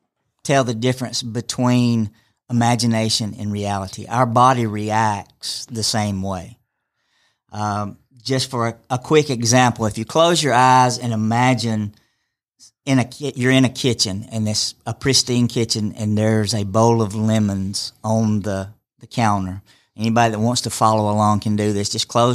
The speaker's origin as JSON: {"language": "English", "town": "Rome", "region": "Georgia", "country": "United States", "said": "I'm from here in Rome."}